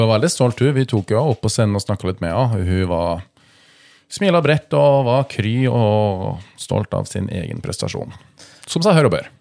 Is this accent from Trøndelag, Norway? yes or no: yes; Innherred, Trøndelag, Norway; på Innherred, eller der vi kommer fra i Trøndelag.